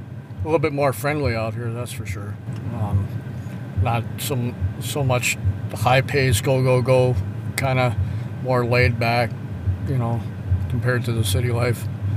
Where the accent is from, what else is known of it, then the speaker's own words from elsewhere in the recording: New York City, New York, United States; moved away as an adult; now in Western North Dakota, United States; I've been up here about 10 years now. And I moved up here originally from Brooklyn, so coming from a big city to get out of it